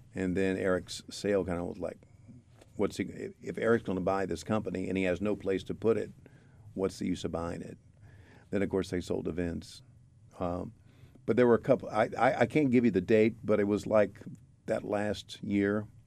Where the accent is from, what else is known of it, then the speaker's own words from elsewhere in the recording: Virginia, United States; I'm from Virginia